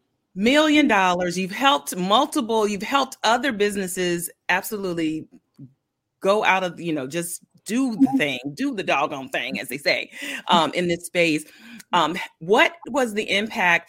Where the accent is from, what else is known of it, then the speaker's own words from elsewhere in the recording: Milledgeville, Georgia, United States; I was born in Milledgeville, Georgia